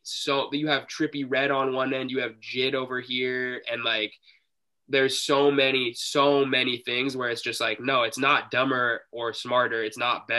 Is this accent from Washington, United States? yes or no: yes; Seattle, Washington, United States; we're from Seattle